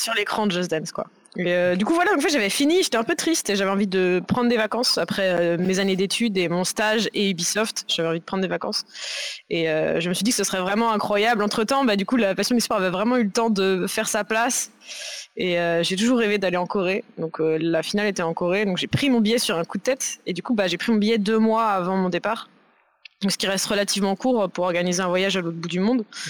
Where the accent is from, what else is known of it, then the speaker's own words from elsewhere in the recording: Nantes vineyard area, Pays de la Loire, France; moved away as an adult; now in Paris, France; je suis nantaise d'origine, enfin du, vignoble nantais, pas Nantes même. Et euh, donc j'ai vécu dans le vignoble pendant toute mon enfance.